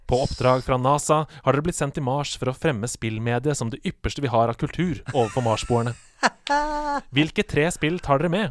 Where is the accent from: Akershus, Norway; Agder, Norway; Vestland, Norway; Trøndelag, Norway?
Trøndelag, Norway; Jeg er egentlig fra Trøndelag.